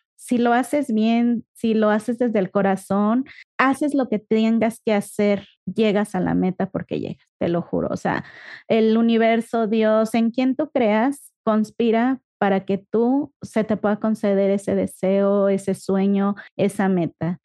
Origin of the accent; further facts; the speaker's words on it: Ecatepec, State of Mexico, Mexico; moved away as an adult; now in Guadalajara, Mexico; nosotros venimos de Catepec, de Catepum. por allá andábamos, por allá vivimos, crecimos, nos conocimos, nos casamos